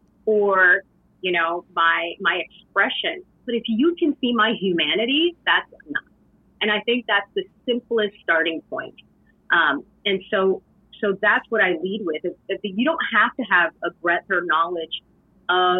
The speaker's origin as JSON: {"language": "English", "country": "Canada", "said": "my story as a Canadian"}